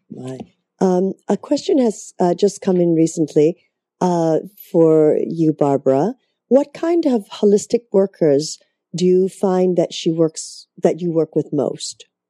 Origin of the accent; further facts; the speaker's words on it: Canada; I'm from Canada, so I'm still getting used to all the different states